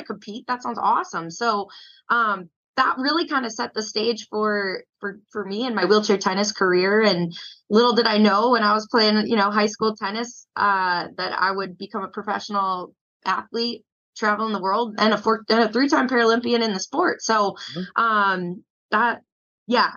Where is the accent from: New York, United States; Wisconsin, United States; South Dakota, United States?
Wisconsin, United States; Port Washington; now in Arizona, United States; I grew up like in Port Washington, just north of Milwaukee